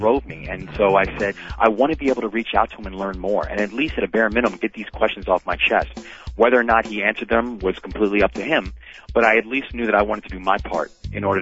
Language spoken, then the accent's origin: English; Baltimore, Maryland, United States; the Baltimore Sun, which is my hometown paper